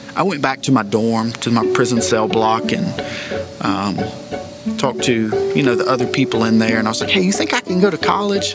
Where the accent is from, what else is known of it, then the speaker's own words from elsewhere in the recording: Tigerville, South Carolina, United States; we had a great time growing up in Tigerville